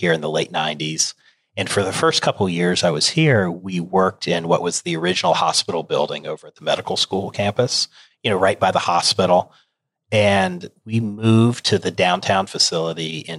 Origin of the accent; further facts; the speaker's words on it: Charlotte, North Carolina, United States; I have grown up in the state of North Carolina. I grew up around the Charlotte area